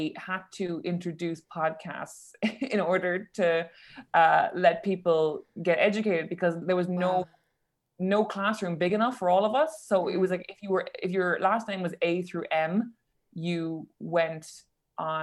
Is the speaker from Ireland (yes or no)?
yes; Cork, Munster, Ireland; moved away as an adult; now in London, United Kingdom; But I grew up in Cork and I also went to college in Cork in UCC